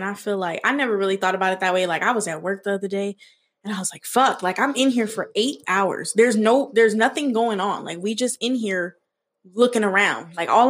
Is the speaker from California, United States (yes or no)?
yes; San Bernardino, California, United States; moved away; also born or lived in Los Angeles; I'm originally from IE. I was born in San Bernardino.